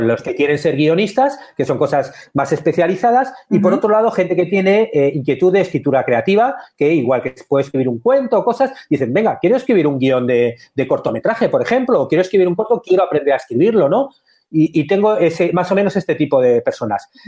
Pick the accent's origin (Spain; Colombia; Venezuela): Spain; Madrid, Community of Madrid; moved away as an adult; now in Montevideo, Uruguay; yo soy madrileño, vivía en Madrid